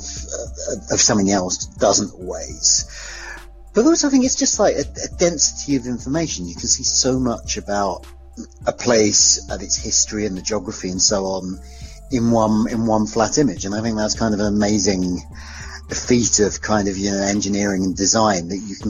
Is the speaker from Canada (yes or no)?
no; Hornchurch, London, United Kingdom; I grew up in Hornchurch, which is one of the Essex suburbs, about 15 miles out of London.